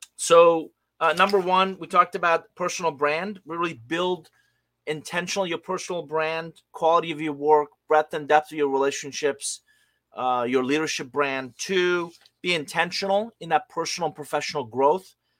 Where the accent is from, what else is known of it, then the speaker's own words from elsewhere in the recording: Iran; English is a second language; moved away; I'm originally from Iran. I came to this country with a hundred bucks, a suitcase, didn't know anybody, didn't speak a word of English